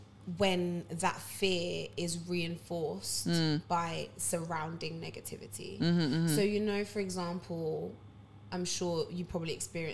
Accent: Ghana

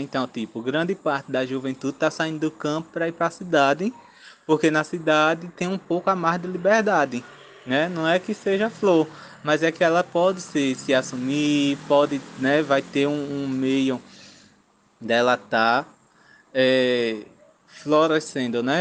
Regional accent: Engenho Rochedo, Zona da Mata Sul, Pernambuco, Brazil; eu sou do Engenho Rochedo, zona da Mata Sul de Pernambuco

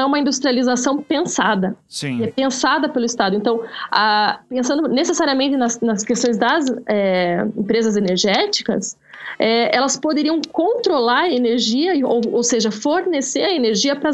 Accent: Brazil; Não, porque nós somos brasileiros, nós devemos ter.

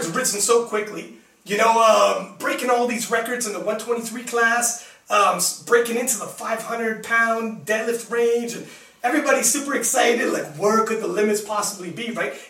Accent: Toronto, Ontario, Canada; we're from Toronto

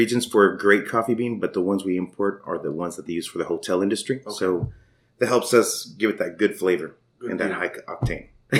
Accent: Brownsville, Texas, United States; also born or lived in Austin, Texas; I was born in Brownsville, raised partially in Austin, and then came back.

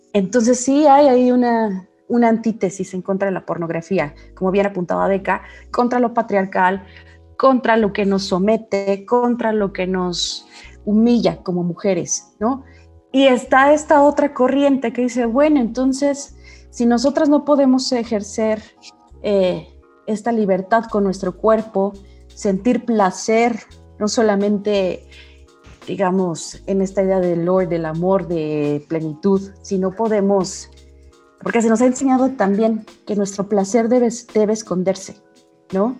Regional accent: Mexico; mujeres mexicanas del siglo 21

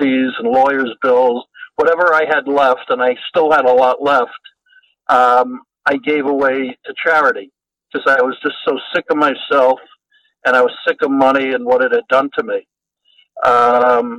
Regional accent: New York, United States; now in Los Angeles, United States; I now live in Los Angeles, but I grew up in New York.

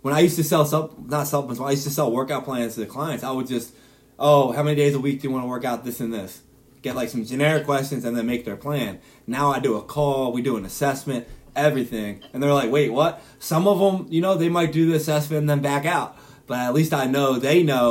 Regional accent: Philadelphia, Pennsylvania, United States; I'm from Philadelphia.

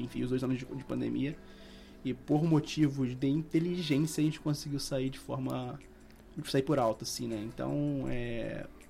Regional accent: Rio de Janeiro, Brazil; eu sou do Rio de Janeiro

